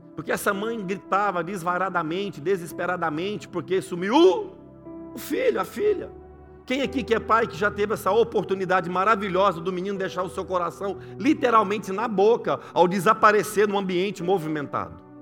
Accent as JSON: {"language": "Portuguese", "region": "Goiás", "country": "Brazil", "moved": "yes", "lives_now": "Swindon, United Kingdom", "said": "eu que vim de Goiás"}